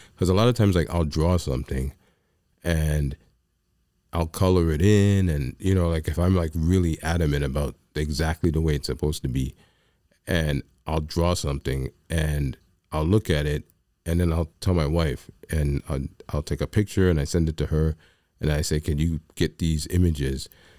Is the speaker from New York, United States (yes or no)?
yes; New York, United States; I'm a New Yorker is how I describe me